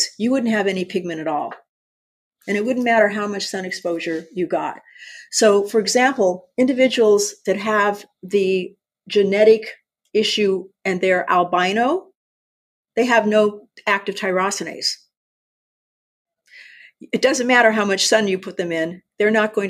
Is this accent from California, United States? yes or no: yes; San Diego, California, United States; I was raised in Southern California in San Diego